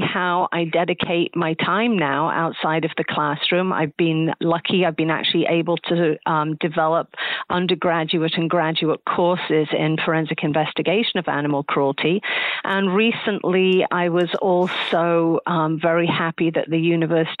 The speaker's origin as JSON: {"language": "English", "town": "Nottingham", "region": "East Midlands", "country": "United Kingdom", "tie": "born or raised there", "moved": "yes", "said": "I grew up over in England. I grew up in a city called Nottingham"}